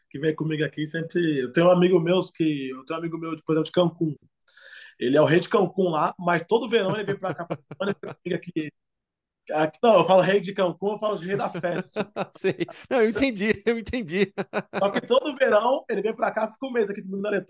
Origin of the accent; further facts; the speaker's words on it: Brazil; moved away; also born or lived in Latvia / Lithuania; lá na favela onde eu, onde eu sempre cresci jogando futebol